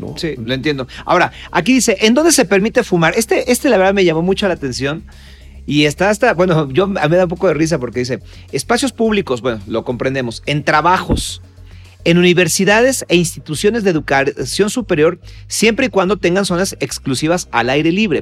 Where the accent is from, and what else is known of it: Mexico; also born or lived in Mexico City